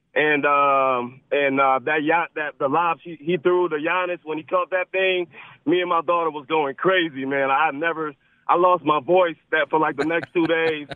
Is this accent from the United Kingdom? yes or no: no; Liberia; also born or lived in United States; now in Milwaukee, United States; I was born in Liberia, West Africa